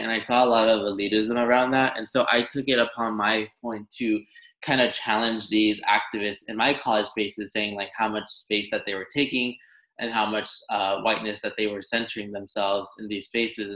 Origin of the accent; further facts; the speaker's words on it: Los Angeles, California, United States; I grew up in Los Angeles, California, and my parents had immigrated